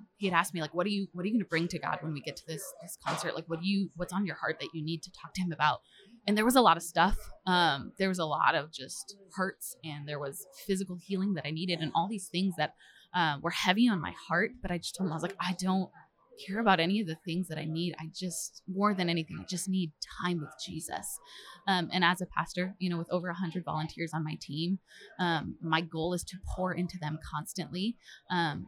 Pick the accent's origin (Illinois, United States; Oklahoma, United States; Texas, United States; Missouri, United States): Missouri, United States; Springfield; I'm from Springfield, Missouri, and I'm our children's pastor at North Point Church at our Springfield location